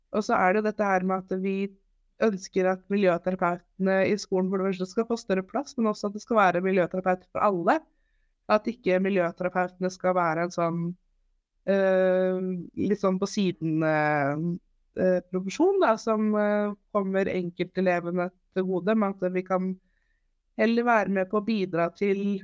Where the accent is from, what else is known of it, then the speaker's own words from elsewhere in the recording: Holmestrand, Vestfold, Norway; Jeg er 28 år, fra Holmstrand